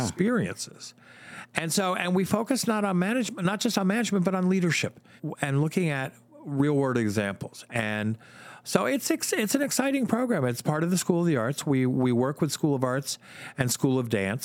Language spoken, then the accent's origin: English; New Jersey, United States; moved away as an adult; also born or lived in Michigan; I grew up in Jersey